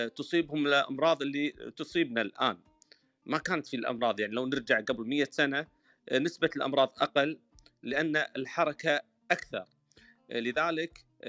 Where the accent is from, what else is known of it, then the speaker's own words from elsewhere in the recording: Kuwait; انا من بلدي الكويت